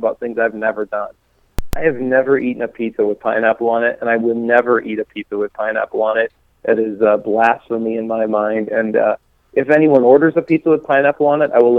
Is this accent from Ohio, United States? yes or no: no; Rapid City, South Dakota, United States; also born or lived in New Underwood, South Dakota; I grew up in the Black Hills of South Dakota, where we just were last weekend. I grew up in Rapid City area.